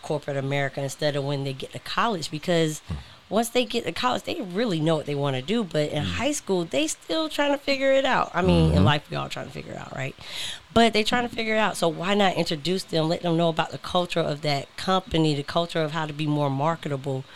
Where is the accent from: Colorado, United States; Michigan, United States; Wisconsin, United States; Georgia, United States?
Georgia, United States; Augusta; moved away; I just kept going back to my hometown of Augusta, Georgia